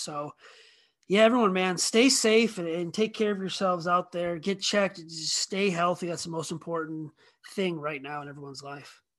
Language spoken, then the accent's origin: English; Rockford, Illinois, United States; I grew up in Rockford, which is about sixty miles west of where I'm living now.